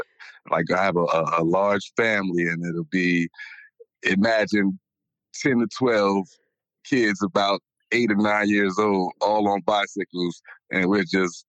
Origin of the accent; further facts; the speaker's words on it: Newark, New Jersey, United States; Well, I grew up in the South Ward, North, the weak wake section. And I grew up on the weak wake section.